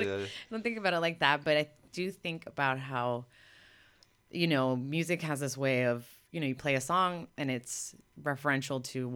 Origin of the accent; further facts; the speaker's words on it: Miami, Florida, United States; now in Los Angeles, United States; when I was a kid growing up in Miami